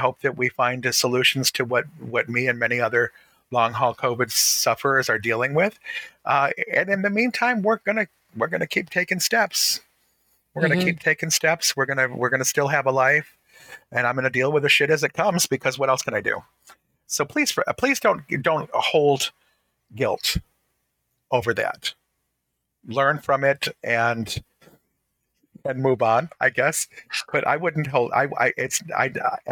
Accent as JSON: {"language": "English", "town": "Detroit", "region": "Michigan", "country": "United States", "tie": "born or raised there", "said": "growing up in Detroit, surrounded by Black people"}